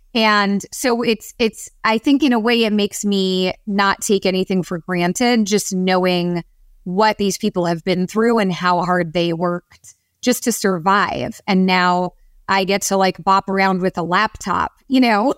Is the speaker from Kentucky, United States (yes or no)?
no; San Francisco, California, United States; I grew up in San Francisco in the Bay Area